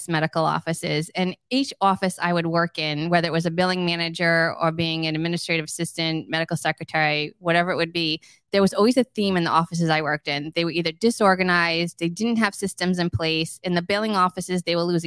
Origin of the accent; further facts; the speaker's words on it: Rhode Island, United States; moved away as an adult; also born or lived in Georgia; now in Bonita Springs, United States; I am from Rhode Island originally, and we lived in Georgia for the last 3 years, and we moved to Bonita Springs, our forever home.